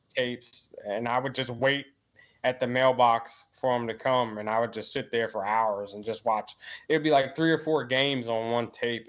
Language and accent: English; Maryland, United States; I'm from Maryland